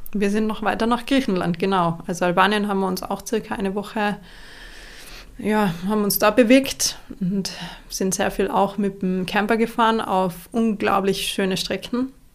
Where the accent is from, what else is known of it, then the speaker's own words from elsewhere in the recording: Ried im Oberinntal, Tyrol, Austria; also born or lived in Innsbruck; Ich komme aus Innsbruck, Österreich. Bin aufgewachsen in einem kleinen Dorf namens Ried. Ried im Oberinntal